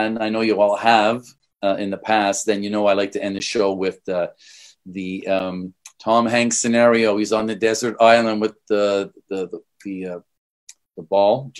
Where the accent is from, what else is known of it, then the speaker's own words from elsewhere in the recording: Canada; I'm from Canada